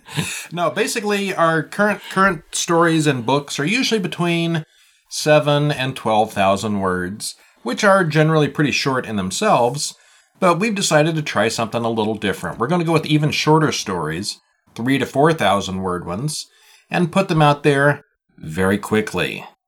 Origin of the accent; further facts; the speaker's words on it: Montreal, Quebec, Canada; 2 are in French. I'm from Montreal.